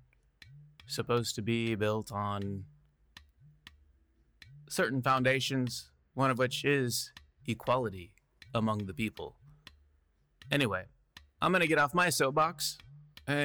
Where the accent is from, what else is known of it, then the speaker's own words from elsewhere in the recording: Midwest, United States; I'm a white dude, and I'm from the Midwest